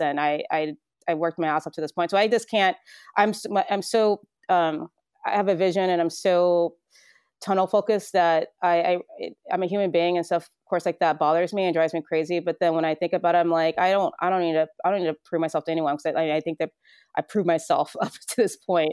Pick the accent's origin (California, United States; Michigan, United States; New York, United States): California, United States; Central Valley; moved away as an adult; now in Vermont, United States; born and raised in the Central Valley, um, of California, the Farming Belt of California